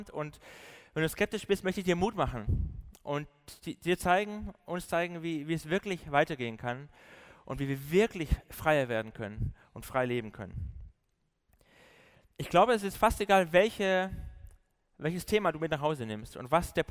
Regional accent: Baden-Württemberg, Germany; accent: Swabian; ich komme so aus dem Süden, bin eigentlich ein Schwabe, aber habe mir das Schwäbisch.

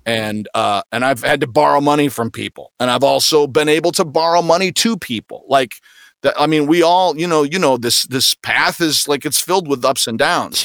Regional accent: Grand Rapids, Michigan, United States; I'm from Grand Rapids, Michigan, uh, like the south side of Grand Rapids, Michigan, in a little community called Cutlerville

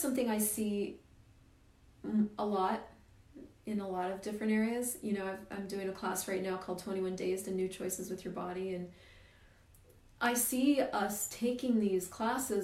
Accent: Colorado, United States; moved away as an adult; also born or lived in Missouri; now in Canada; I grew up in Missouri, right in the middle of the US, and then he got a great job in Colorado. So we moved the whole family

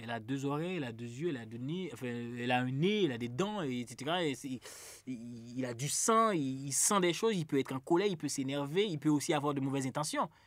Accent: Haiti

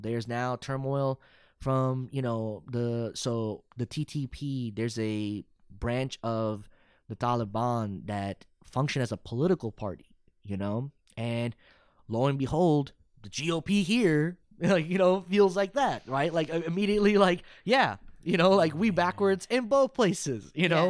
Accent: Irving, Texas, United States; also born or lived in Arlington, Texas / Euless, Texas / Dallas, Texas / Plano, Texas; I grew up in Irving, but then I also was in Arlington and then Euless

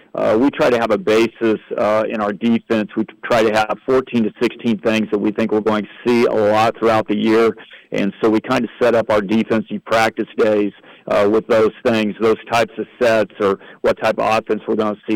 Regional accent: Blackford County, Indiana, United States; moved away as an adult; also born or lived in Jay County, Indiana / Huntington, Indiana; I was from Blackford County

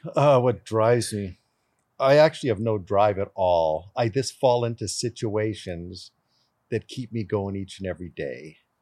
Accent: Canada; born in Canada

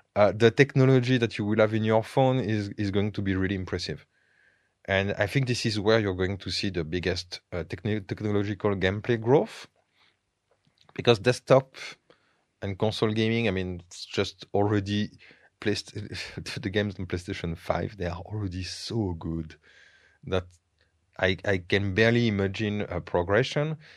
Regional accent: France; English is a second language; moved away as an adult; now in Bulgaria; growing up in France

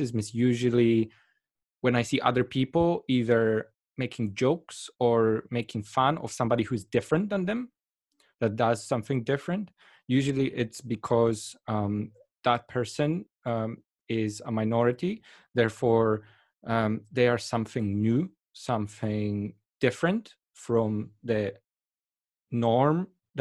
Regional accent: Poland; moved away; I come from Poland

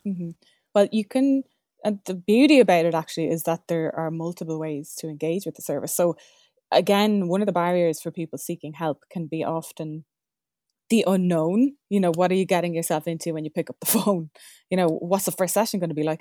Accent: Ireland; We're Irish

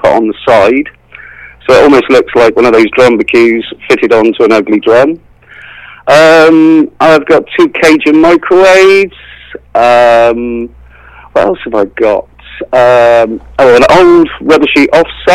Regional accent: West Country, South West England, United Kingdom; I'm a farmer from the West Country

